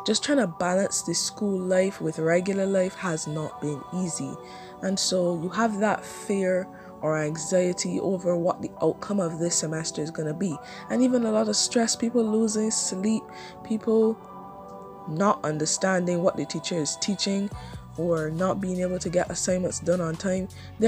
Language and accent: English; Barbados; I love Barbados so much, it's my home country